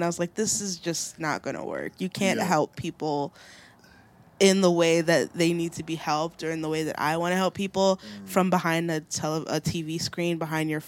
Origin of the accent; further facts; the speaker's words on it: Long Island, New York, United States; also born or lived in Haiti (ancestry); now in Brooklyn, United States; I'm from Long Island. Born in Brooklyn, family from Haiti